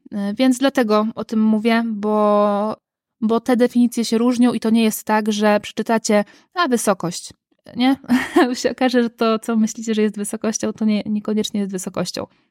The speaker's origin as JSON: {"language": "Polish", "town": "Gdańsk", "region": "Pomeranian Voivodeship", "country": "Poland", "said": "ja jestem z Gdańska"}